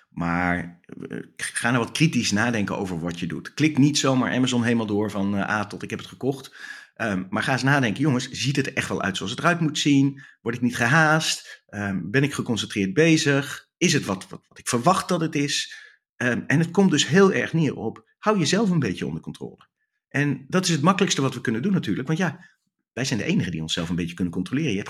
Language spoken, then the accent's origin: Dutch; Netherlands; Ik ben Nederlander, dus ik ben lekker direct.